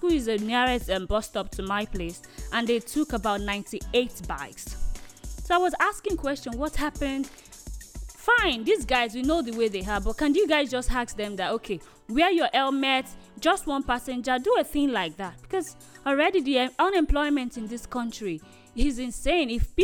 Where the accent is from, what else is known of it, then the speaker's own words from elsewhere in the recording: Nigeria; As a Nigerian